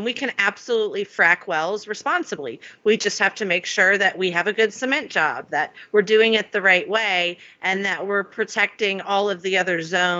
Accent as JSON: {"language": "English", "region": "Florida", "country": "United States", "tie": "born or raised there", "also_born_or_lived": "Alabama / California", "said": "I was born in Alabama, grew up in Florida and California, and then went to undergrad and law school at LSU"}